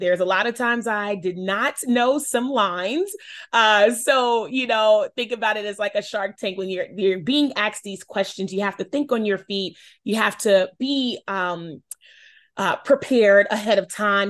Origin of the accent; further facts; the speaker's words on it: Charlotte, North Carolina, United States; I'm born and raised in Charlotte, North Carolina. Um, that is my hometown.